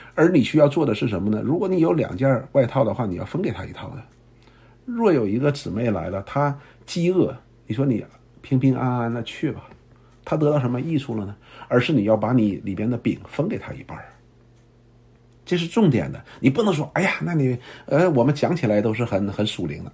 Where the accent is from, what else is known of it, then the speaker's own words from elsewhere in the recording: China; 我们中国人读过很多的圣贤书啊